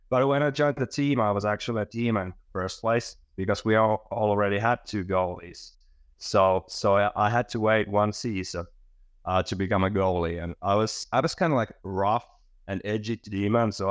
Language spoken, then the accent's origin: English; Helsinki, Uusimaa, Finland; now in Espoo, Finland; I, I'm from Helsinki, Finland, or nowadays I live in Espoo, the suburbs here.